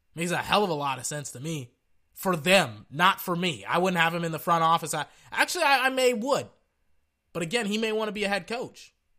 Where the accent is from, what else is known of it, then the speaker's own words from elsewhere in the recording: Central Texas, United States; I'm from Central Texas.